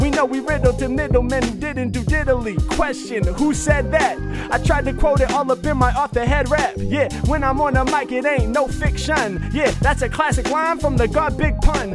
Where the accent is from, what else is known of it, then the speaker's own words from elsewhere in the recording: Portland, Oregon, United States; now in Los Angeles, United States; I'm from Portland, it's the Blazers